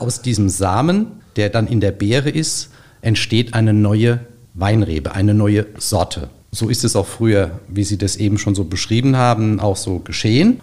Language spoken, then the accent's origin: German; Gundheim, Rhineland-Palatinate, Germany; Ich komme aus Gundheim in Rheinhessen